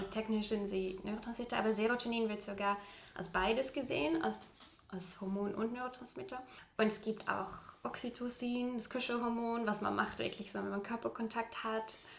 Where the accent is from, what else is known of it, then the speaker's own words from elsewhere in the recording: Utrecht, Netherlands; German is a second language; moved away as an adult; now in Hamburg, Germany; ich komme aus Utrecht äh, tatsächlich, Utrecht